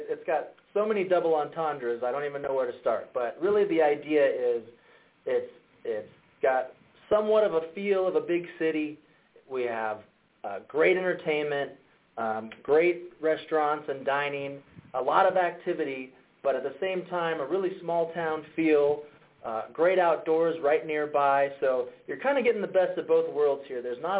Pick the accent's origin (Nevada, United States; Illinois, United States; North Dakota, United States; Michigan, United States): Nevada, United States; Las Vegas; moved away as an adult; now in Reno, United States; I was born and raised in Las Vegas. I moved up here in 2004, so I've been here just over 18 years now.